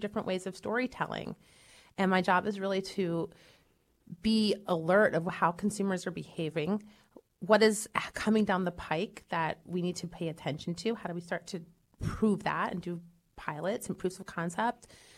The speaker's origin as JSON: {"language": "English", "town": "York", "region": "Pennsylvania", "country": "United States", "tie": "born or raised there", "said": "York, Pennsylvania."}